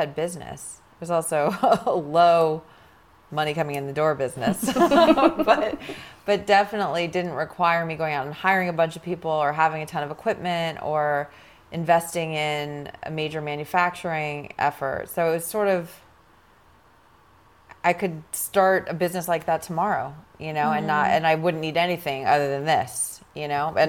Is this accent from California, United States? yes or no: yes; Los Angeles, California, United States; I grew up in Los Angeles